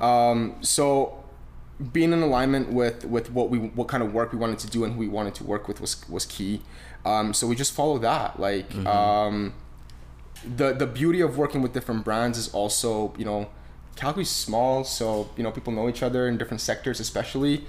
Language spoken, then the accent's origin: English; Romania; now in Canada; I was born in Romania, very humble beginnings. Uh, I didn't. I mean, we grew up on a in a town of 300 people.